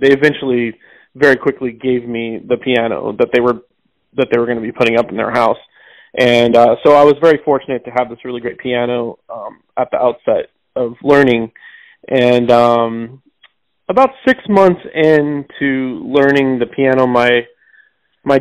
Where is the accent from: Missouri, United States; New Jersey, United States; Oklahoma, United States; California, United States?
Missouri, United States; St. James; also born or lived in Rolla, Missouri; now in New York City, United States; I was born in Rolla, Missouri. I grew up out in the country around there, but I went to school, elementary school and high school in St. James, Missouri